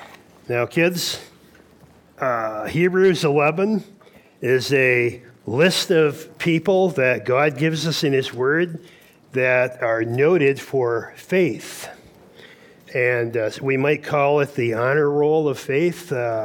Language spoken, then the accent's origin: English; Fremont, Michigan, United States; I'm from Fremont, Michigan.